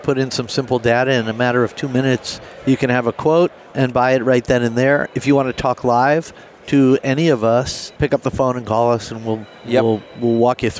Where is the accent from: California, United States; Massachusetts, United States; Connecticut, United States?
Connecticut, United States; I grew up in Connecticut.